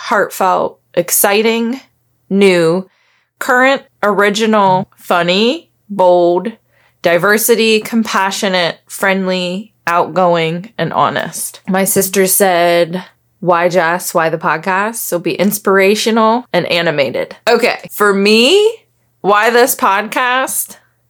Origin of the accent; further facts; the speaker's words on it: Backwoods, West Virginia, United States; I grew up in Backwoods, West Virginia. My parents currently have 60 acres in West Virginia.